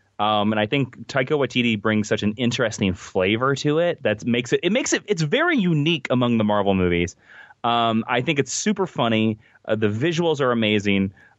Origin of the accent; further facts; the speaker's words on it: Kansas, United States; And because I'm from Kansas and, you know, I'm from the four-state area.